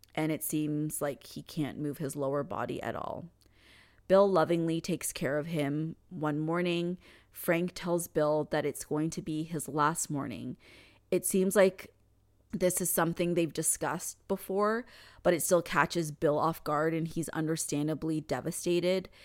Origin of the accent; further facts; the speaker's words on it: Canada; I'm Canadian